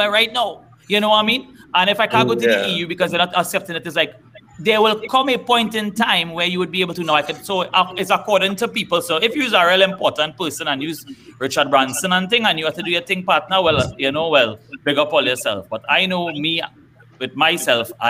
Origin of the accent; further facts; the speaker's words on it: Trinidad & Tobago; as a Trinidadian